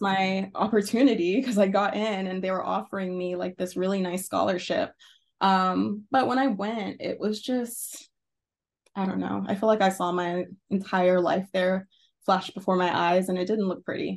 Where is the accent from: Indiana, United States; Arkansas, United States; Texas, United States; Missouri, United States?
Arkansas, United States; moved away as an adult; so I am from Arkansas. Um, I wasn't born there, but it's one of those things where you grow up mostly there or you're a teenager there.